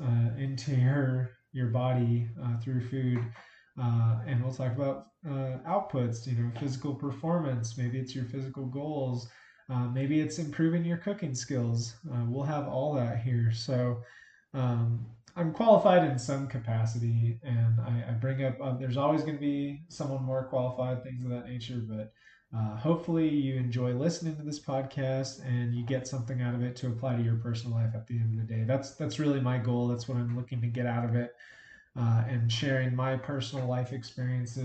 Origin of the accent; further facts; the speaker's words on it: Albuquerque, New Mexico, United States; I was born and raised in Albuquerque, New Mexico